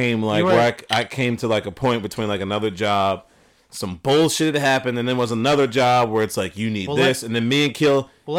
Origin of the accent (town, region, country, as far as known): Downingtown, Pennsylvania, United States; born or raised there